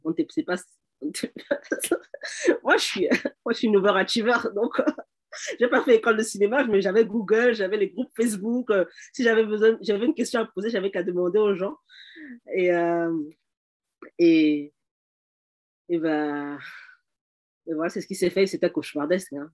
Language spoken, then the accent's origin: French; Cameroon; now in Canada; je suis camerounaise